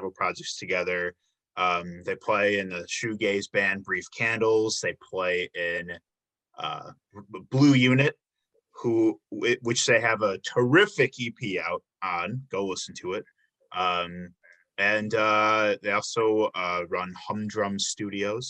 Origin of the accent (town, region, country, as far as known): South Suburbs of Chicago, Illinois, United States; born or raised there